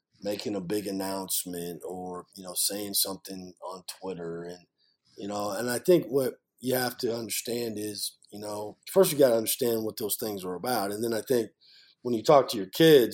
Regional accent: near Iowa City, United States; moved away; I grew up in Iowa, right outside of Iowa City, Iowa.

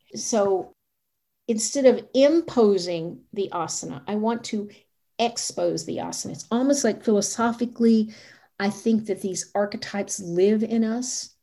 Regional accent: the South, United States; I was raised in the South

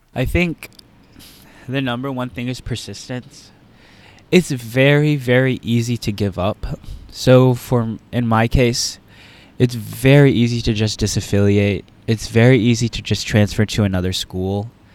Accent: Texas, United States; moved away as an adult; now in Virginia, United States; I'm from Texas

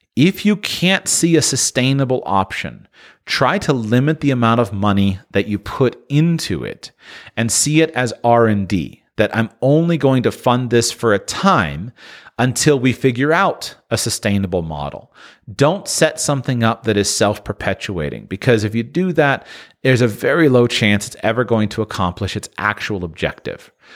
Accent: United States; Growing up in the United States

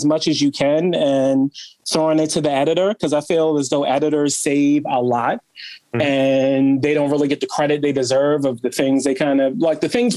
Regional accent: Baltimore, Maryland, United States; Growing up in Baltimore was great. I grew up with a single mom

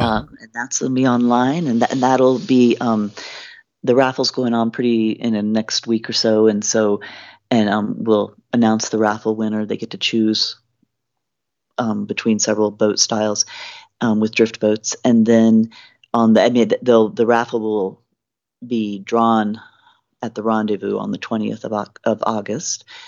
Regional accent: Virginia, United States; moved away as an adult; also born or lived in Wyoming / Missoula, Montana; now in Helena, United States; I grew up in Virginia, and then my husband and I, um, had moved out to Wyoming

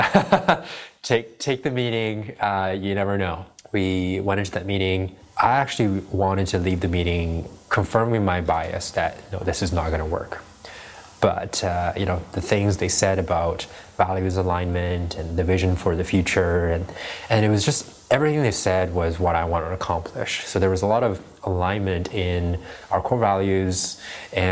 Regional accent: Prague, Czechia; also born or lived in China; I left China when I was 4 years old. And I grew up in the Czech Republic

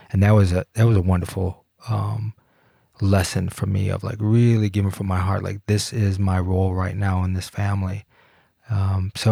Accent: Detroit, Michigan, United States; now in Colorado, United States; It was wonderful. It was absolutely wonderful. I didn't miss the city at all.

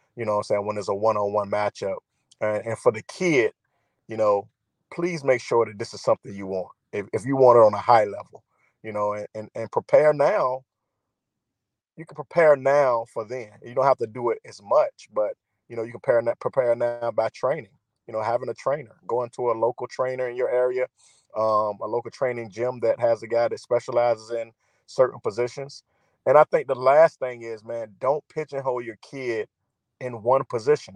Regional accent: Virginia, United States; I'm from Virginia

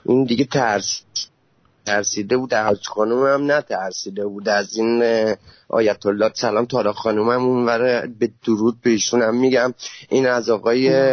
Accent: Khuzestan, Iran; من بختیاری هم من مال خوزستانیم

